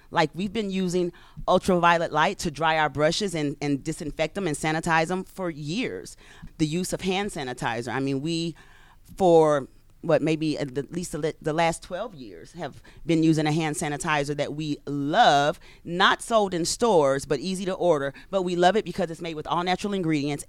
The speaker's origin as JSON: {"language": "English", "region": "Louisiana", "country": "United States", "tie": "born or raised there", "moved": "yes", "said": "I'm from Louisiana."}